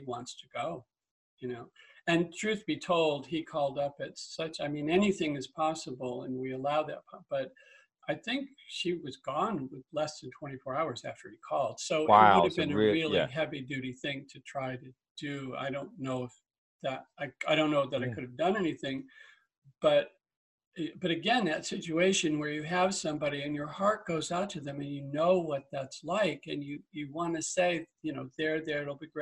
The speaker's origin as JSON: {"language": "English", "region": "Massachusetts", "country": "United States", "tie": "born or raised there", "also_born_or_lived": "Iowa", "moved": "yes", "said": "I was born in Massachusetts"}